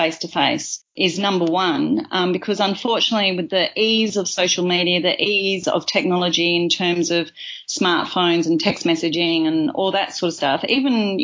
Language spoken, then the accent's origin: English; Kalamunda, Western Australia, Australia; I grew up in Kalamunda